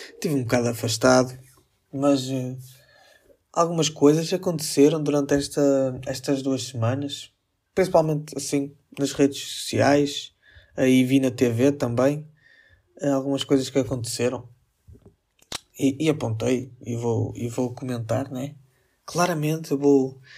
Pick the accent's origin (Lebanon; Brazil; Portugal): Portugal; Northern Portugal; accent: northern (sotaque do norte); eu também falo um bocado mais é? tipo com o sotaque do norte